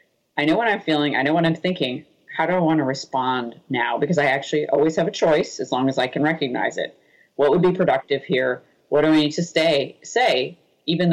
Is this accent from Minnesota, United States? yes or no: no; Boston, Massachusetts, United States; I'm from Boston